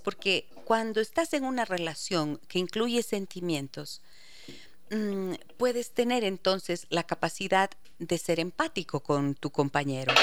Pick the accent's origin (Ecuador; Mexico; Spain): Ecuador; Ibarra, Imbabura; Ustedes saben que es mi tierra